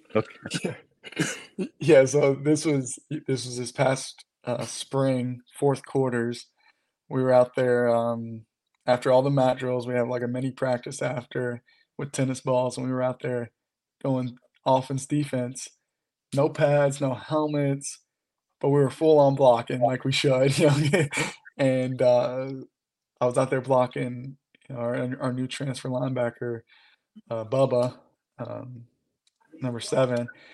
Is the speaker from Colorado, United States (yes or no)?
no; Louisville, Kentucky, United States; I'm from Louisville